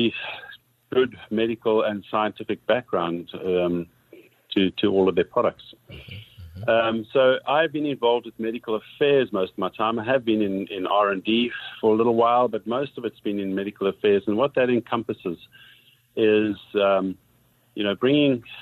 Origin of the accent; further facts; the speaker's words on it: South Africa; moved away as an adult; now in Canada; I'm originally from South Africa.